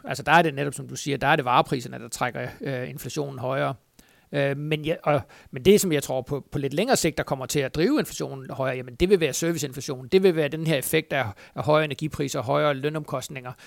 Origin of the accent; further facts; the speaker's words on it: Funen, Southern Denmark, Denmark; nu er jeg jo Fynbo